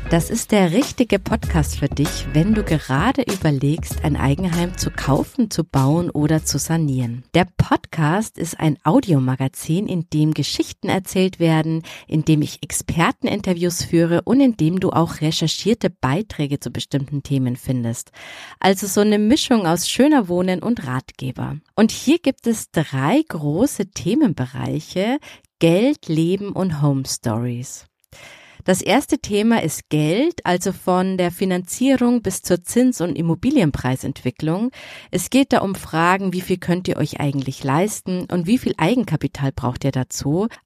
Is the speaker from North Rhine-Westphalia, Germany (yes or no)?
no; Bavaria, Germany; born there; now in Nuremberg, Germany; Ja, richtig geraten, gebürtig aus Oberbayern. Kann man sicher schon am Namen erkennen, oder? Und jetzt lebe ich aber in der Nähe von Nürnberg.